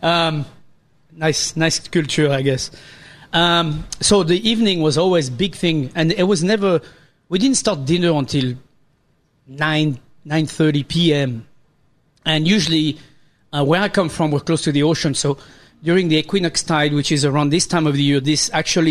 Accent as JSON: {"language": "English", "region": "Pays de la Loire", "country": "France", "tie": "born or raised there", "moved": "yes", "said": "when I grew up in France"}